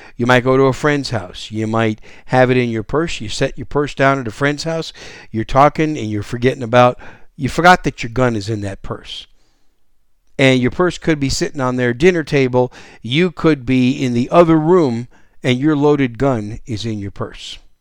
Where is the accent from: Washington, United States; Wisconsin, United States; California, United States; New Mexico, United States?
Wisconsin, United States; now in San Antonio, United States; I was raised up in Wisconsin